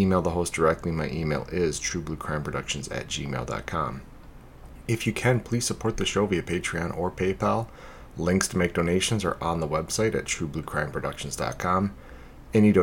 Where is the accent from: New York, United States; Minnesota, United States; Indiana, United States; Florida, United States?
Minnesota, United States; my home state of Minnesota